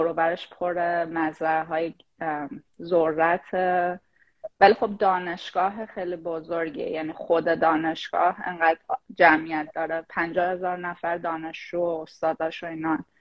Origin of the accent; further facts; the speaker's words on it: Shahrud, Semnan, Iran; moved away as an adult; also born or lived in Tehran; now in United States; شاهرودم شاهرودم برای اون کسایی که نمیدونن یه شهر توی استان سمنان